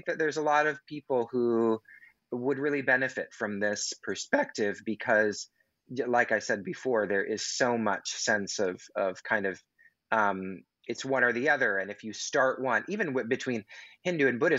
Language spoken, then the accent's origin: English; Pacific Northwest, United States; I'm from the Pacific Northwest